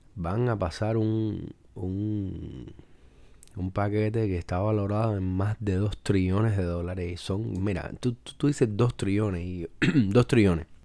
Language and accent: Spanish; Cuba; yo soy cubano